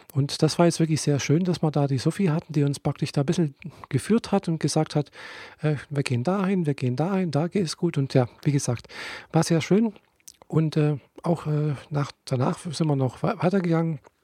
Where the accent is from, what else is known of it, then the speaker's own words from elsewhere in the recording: Friedrichshafen, Baden-Württemberg, Germany; bei uns in Friedrichshafen